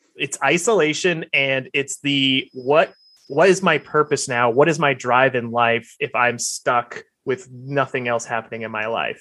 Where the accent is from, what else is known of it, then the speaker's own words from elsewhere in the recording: Alabama, United States; now in Los Angeles, United States; I'm from Alabama